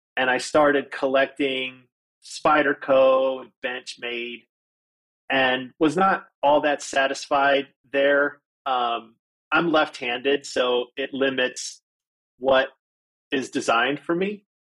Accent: Detroit, Michigan, United States; now in Phoenix, United States; I was born in Detroit, Michigan, and lived there until I moved here.

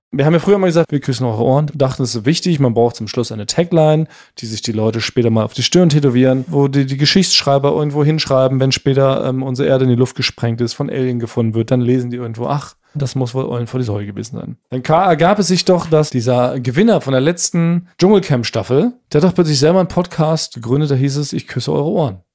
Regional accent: Northern Germany, Germany; als Norddeutscher ist es, glaub ich, verbrieft. Bei der Geburt bekommen wir so einen Zettel in die Hand

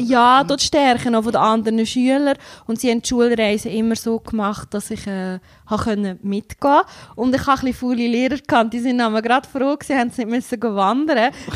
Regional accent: Entlebuch, Lucerne, Switzerland; now in Wauwil, Switzerland; komme aus Wauwil, aber ursprünglich bin ich im Entlebuch aufgewachsen

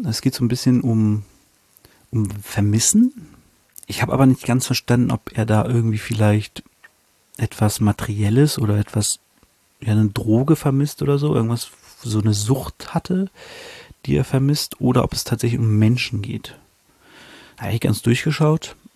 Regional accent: Germany; als Deutscher, der kein Polnisch kann

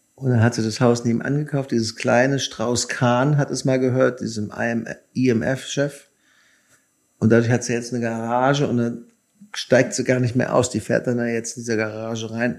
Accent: Germany; now in United States; ich verstehe mich immer noch als Deutscher fast mehr als als Amerikaner

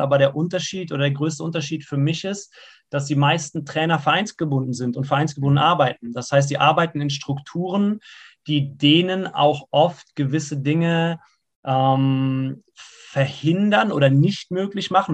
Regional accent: Siegen, North Rhine-Westphalia, Germany; ich bin ja in Siegen geboren und in Siegen gibt es eigentlich nur Berge

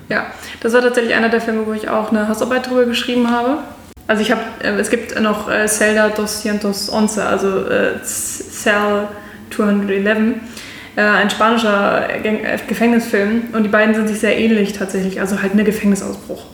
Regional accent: near Hanover, Lower Saxony, Germany; moved away as an adult; also born or lived in Mainz / Munich; now in Berlin, Germany; also eigentlich komme ich aus der Nähe von Hannover.

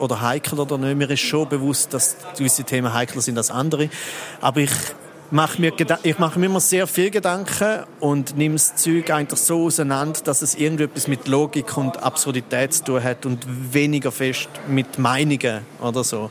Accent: Switzerland; ich bin nur ein Viertel Schweizer, so, weil ich bin noch ein halb Italiener und ein Viertel Österreicher

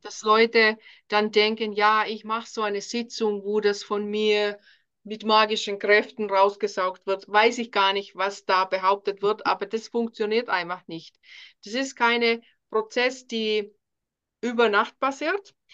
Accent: Finland; German is a second language; moved away as an adult; now in Germany; Ich bin ursprünglich aus Finnland wohne seit 2009 hier in Deutschland

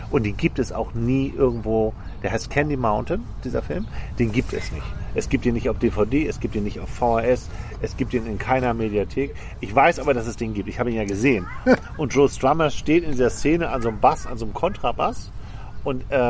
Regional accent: Hamburg, Germany; ich komme aus Altona in Hamburg und da gab es den Spritzenplatz, oder den gibt es auch immer noch.

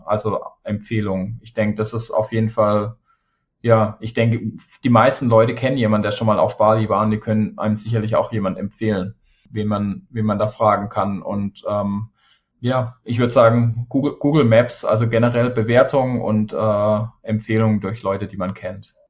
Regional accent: Germany; moved away; fühle ich mich hier fast mehr zu Hause als, als in meiner Heimat

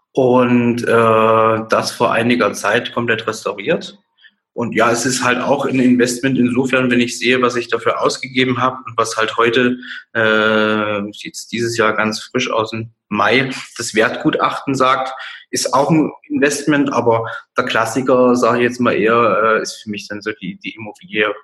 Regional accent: Dresden, Saxony, Germany; Ich äh, bin aus Dresden, 29 Jahre alt

